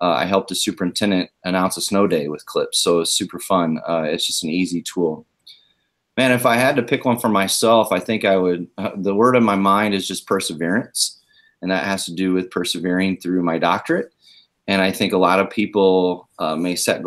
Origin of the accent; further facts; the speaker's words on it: Omaha, Nebraska, United States; also born or lived in Independence, Missouri; I was born and raised up in Omaha, Nebraska